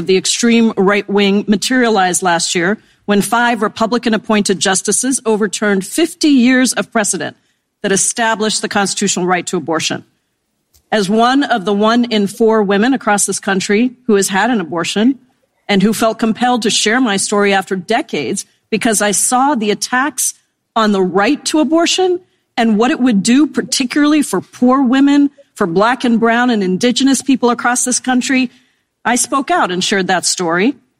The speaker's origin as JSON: {"language": "English", "region": "Washington", "country": "United States", "said": "in Washington state, my home state"}